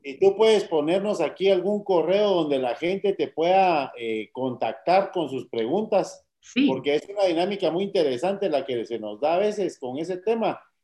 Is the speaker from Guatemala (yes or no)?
yes; Guatemala; tenemos que explorar como guatemaltecos